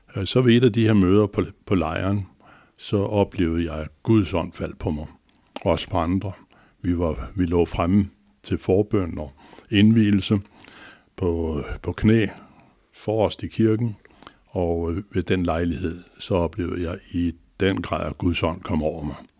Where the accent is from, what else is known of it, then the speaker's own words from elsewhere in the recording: Copenhagen, Capital Region of Denmark, Denmark; jeg er ægte københavner med K, inden fra Nørrebro, Magnusgade hed den. Og øh, der nåede jeg lige at blive født